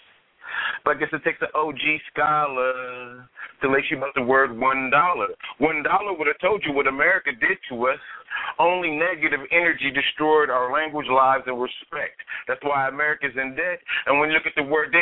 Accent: Vallejo, California, United States; now in Sacramento, United States; I'm originally from Vallejo, California, but I reside in the Sacramento area

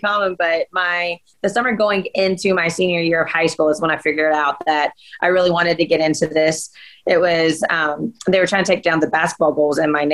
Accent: Nashville, Tennessee, United States; moved away as an adult; now in Florida, United States; I grew up in Nashville, so a couple hours away from Knoxville

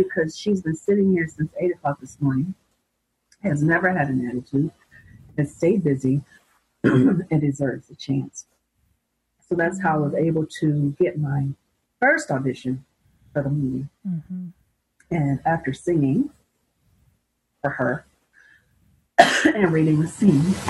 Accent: Muncie, Indiana, United States; moved away as an adult; also born or lived in Chicago, Illinois / New York City; I was originally from Chicago, but I graduated from high school and college in Muncie, Indiana

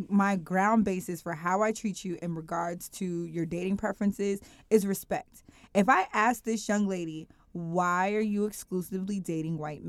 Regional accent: Cincinnati, Ohio, United States; I grew up in two different neighborhoods when my family was settling in Cincinnati. I grew up in Forest Park

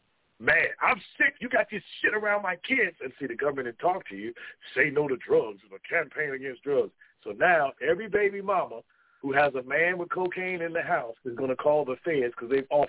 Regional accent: West Virginia, United States; You know, I'm from West Virginia. You don't know who you're messing with, huh?

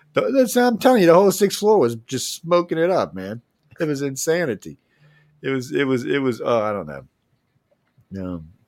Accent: New Orleans, Louisiana, United States; also born or lived in Gulf Coast; I'm, was born and raised in New Orleans

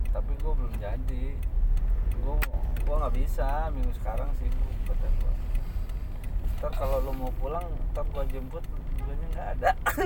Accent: Bogor, West Java, Indonesia; gua putra daerah

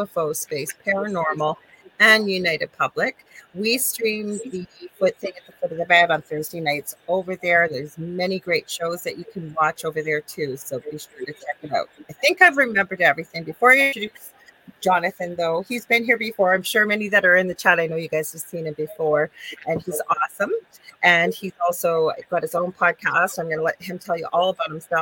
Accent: Canada; I am a Canadian spiritual medium

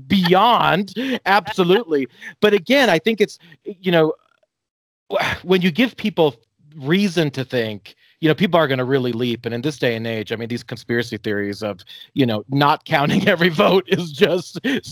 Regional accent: United States; I mean, just a really interesting and new place to be as an American.

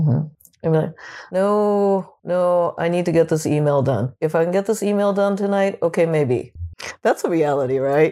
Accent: Japan; moved away; When I was a kid, I would get teased, growing up in Japan

